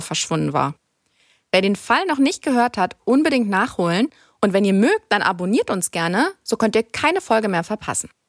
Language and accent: German; Germany; bei uns in Deutschland